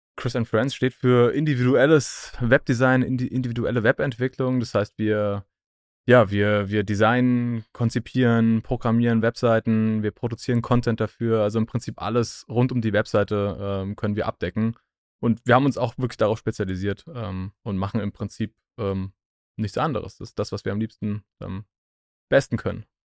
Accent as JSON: {"language": "German", "town": "Bingen am Rhein", "region": "Rhineland-Palatinate", "country": "Germany", "moved": "as an adult", "lives_now": "Berlin, Germany", "said": "Ich komme aus Bing am Rhein."}